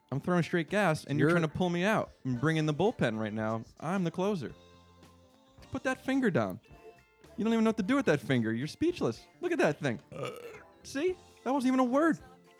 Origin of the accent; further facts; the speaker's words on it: United States; also born or lived in Switzerland; I'm actually American myself, but I'm also Swiss.